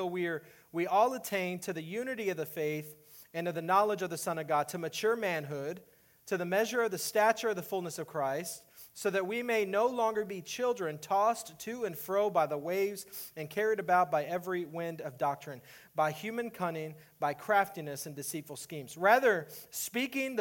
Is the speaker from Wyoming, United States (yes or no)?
no; Texas, United States; moved away as an adult; now in Iowa, United States; I was born and raised in Texas